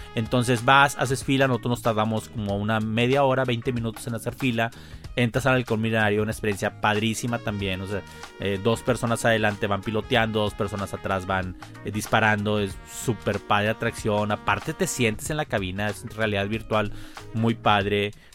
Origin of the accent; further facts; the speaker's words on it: Mexico; como mexicano